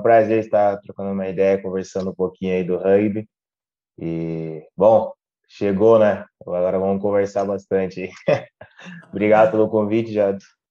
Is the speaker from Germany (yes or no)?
no; Passo Fundo, Rio Grande do Sul, Brazil; moved away as an adult; also born or lived in São Paulo; now in Portugal; eu saí de Passo Fundo